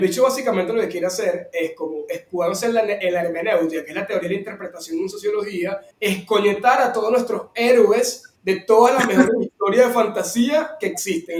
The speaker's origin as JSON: {"language": "Spanish", "country": "Venezuela", "said": "Nosotros somos tres sociólogos venezolanos"}